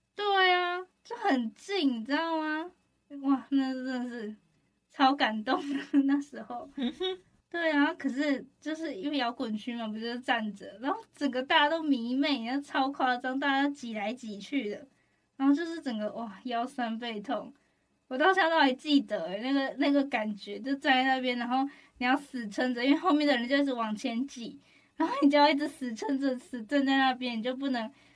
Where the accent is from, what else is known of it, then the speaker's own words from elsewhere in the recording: Taoyuan, Taiwan; 我桃园人啊